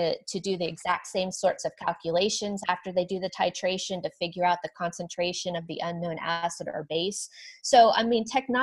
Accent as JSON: {"language": "English", "region": "the South", "country": "United States", "said": "I'm from the South"}